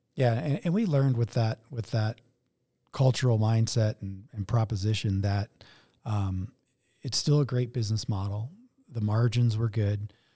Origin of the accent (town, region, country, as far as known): Denver, Colorado, United States; born or raised there